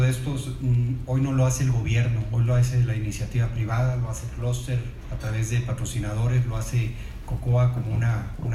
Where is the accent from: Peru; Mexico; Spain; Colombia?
Mexico; Monterrey, Nuevo León; sí somos regiomontanos, pero aparte cuidamos el dinero de todos